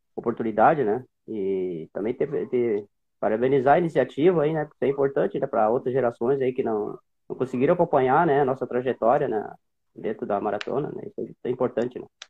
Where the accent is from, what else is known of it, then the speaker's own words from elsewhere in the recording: Barama, Rio Grande do Sul, Brazil; also born or lived in Sobradinho, Rio Grande do Sul / Santa Maria, Rio Grande do Sul; eu nasci numa cidade ali da região Centro-Terra, em Sobradinho, eu nasci ali